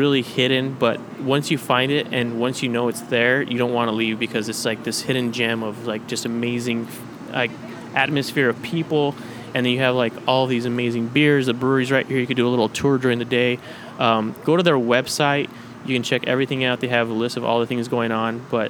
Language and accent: English; Las Cruces, New Mexico, United States; now in Austin, United States; I'm from Las Cruces, New Mexico, representing the Zia symbol